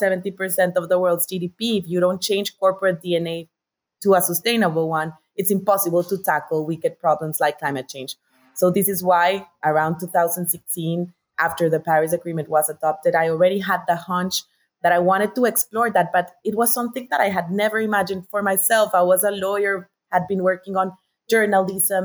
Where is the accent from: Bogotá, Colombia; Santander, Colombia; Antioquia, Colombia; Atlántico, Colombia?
Bogotá, Colombia; I'm Colombian, so I was born and raised in Bogotá.